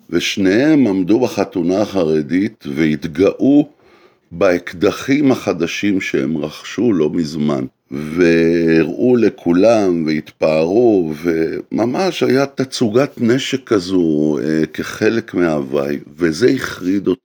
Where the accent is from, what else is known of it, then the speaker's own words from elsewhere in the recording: Israel; מבחינתי זו הייתה התחושה כישראלי